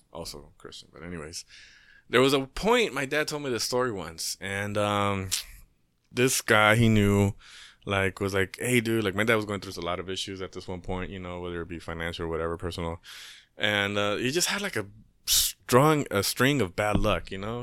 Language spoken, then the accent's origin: English; Inglewood, California, United States; I grew up in Inglewood